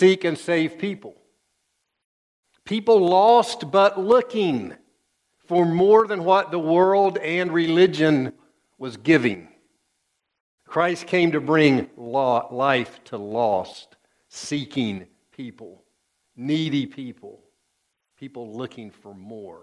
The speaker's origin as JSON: {"language": "English", "region": "East Tennessee", "country": "United States", "tie": "born or raised there", "said": "I grew up in East Tennessee."}